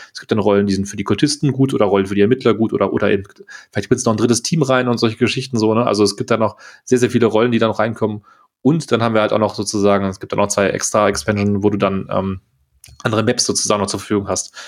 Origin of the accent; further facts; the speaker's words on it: Germany; als Deutscher